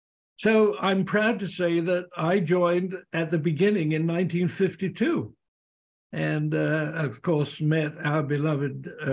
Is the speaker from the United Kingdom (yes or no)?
yes; England, United Kingdom; moved away as an adult; now in Canada; in 52, I came over from England and settled in Canada.